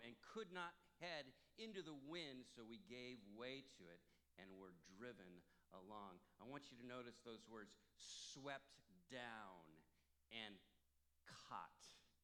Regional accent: Santa Cruz, California, United States; I was born in Santa Cruz

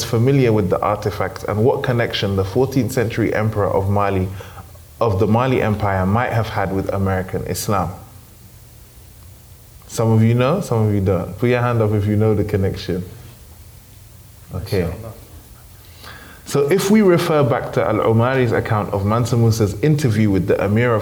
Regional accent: United Kingdom; growing up in the United Kingdom

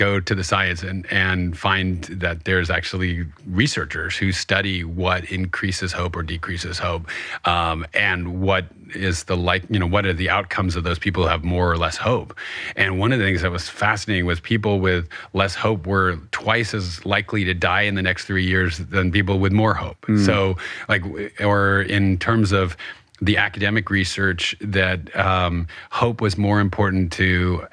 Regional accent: New York, United States; that's kind of the national pastime of my hometown.

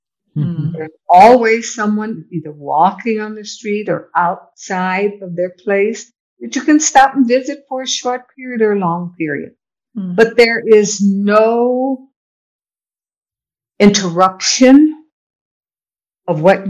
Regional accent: United States; moved away as an adult; also born or lived in Morro Bay; now in Jamaica; being a spoiled American

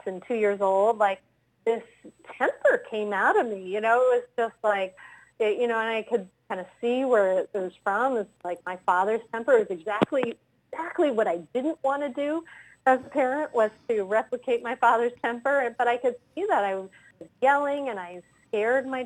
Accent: Rhode Island, United States; moved away as an adult; now in Wilmington, Delaware, United States; I grew up in Rhode Island

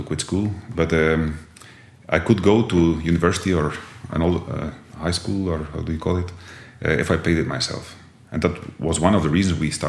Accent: Jabbeke, Flanders, Belgium; accent: Jabbeke dialect, between Ostend and Bruges; English is a second language; also born or lived in Bruges; I was born in Jabeek

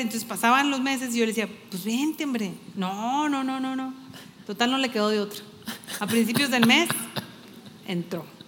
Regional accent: Torreón, Coahuila, Mexico; moved away as an adult; now in Saltillo, Mexico; somos de Torreón, mi esposo y yo, y tenemos aquí viviendo en Saltillo, pues, lo que tenemos de casados, casi 27 años, ya somos más zaraperos que laguneros

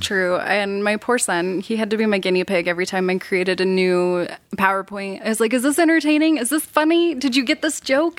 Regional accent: South Jordan, Utah, United States; I grew up in South Jordan, Utah. Pretty basic Utah.

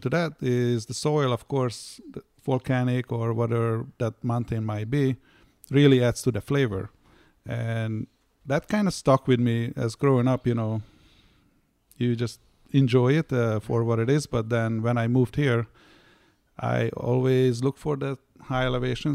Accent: Hungary; now in United States; I grew up in Hungary

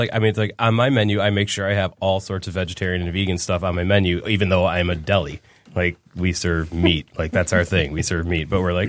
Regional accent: Detroit, Michigan, United States; where are you guys from? Or whatever. We're like, yeah, Detroit.

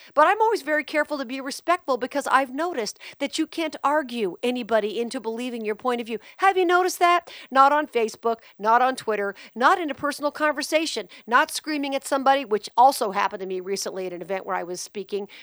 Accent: Las Vegas, Nevada, United States; my life growing up in Vegas

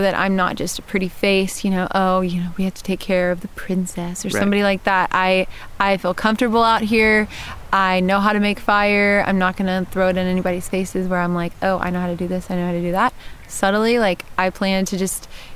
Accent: Texas, United States; moved away as an adult; now in Georgia, United States; I'm from Texas, but I live in Georgia now

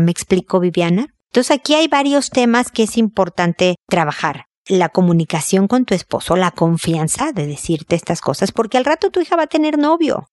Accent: Mexico; como buena mexicana

